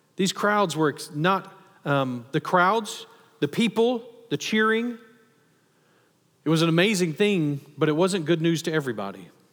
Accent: Texas, United States; especially as a Texan

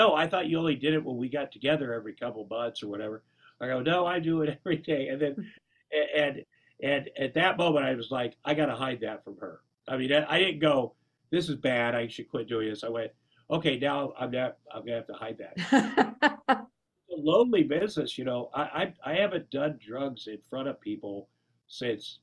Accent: Iowa, United States; I grew up in Iowa

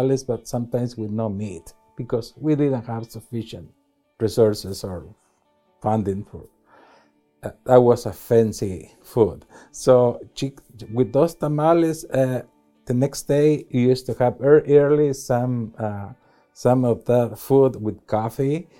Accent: Santa Rosalía, Jalisco, Mexico; moved away; I was born in Santa Rosalia, Jalisco, Mexico. It's a very small village.

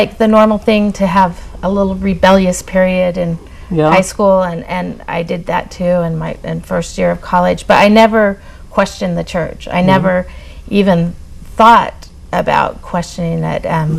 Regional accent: Salt Lake City, Utah, United States; I was born here in Salt Lake City. Yeah. I'm the seventh of nine children, a big, very Mormon family. I usually say I come from a royal Mormon family.

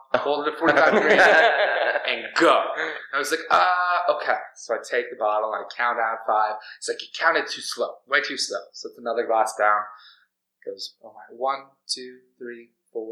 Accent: Corpus Christi, Texas, United States; also born or lived in Minnesota; I was raised in Corpus, but I was born in Minnesota.

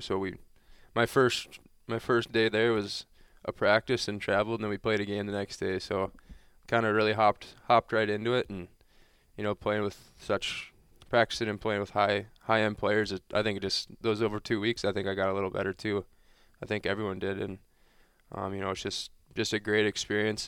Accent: Grand Forks, North Dakota, United States; moved away; growing up in North Dakota, when I, when I was there, it was definitely a little low-key thing, but I think growing up in that, that Grand Forks area

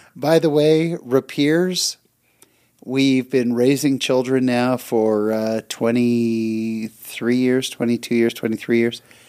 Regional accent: California, United States; We're both from California

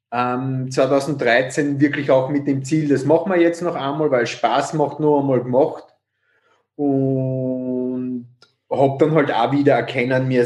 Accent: Carinthia, Austria; now in Vienna, Austria; komme ursprünglich aus Kärnten, ähm, bin seit 1999 in Wien

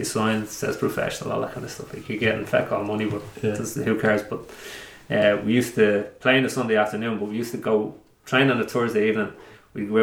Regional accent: Dublin, Leinster, Ireland; also born or lived in Ballymun; Originally from Ballymun, but would have grown up most in Coolock

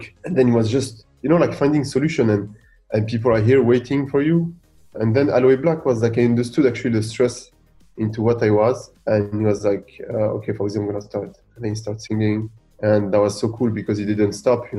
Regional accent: Boulogne-Billancourt, Île-de-France, France; also born or lived in Gabès, Tunisia; in Tunisia, in Gabès, I'm originally from. And one in Boulogne-Billancourt, the city where I grew up in Paris

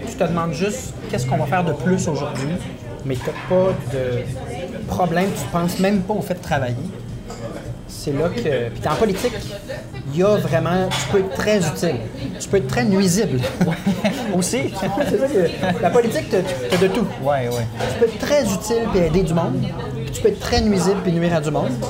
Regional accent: Trois-Rivières, Quebec, Canada; born there; Ben, moi, je suis né à Trois-Rivières, mais dans ma vie, je pense que j'ai eu 25 résidences différentes.

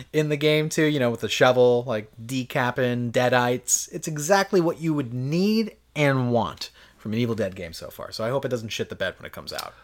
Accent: United States; I'm an American

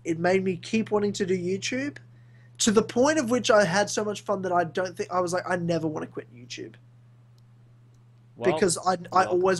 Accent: New Zealand; I'm from New Zealand. Yeah, but New Zealand, Australia, we're the same shit.

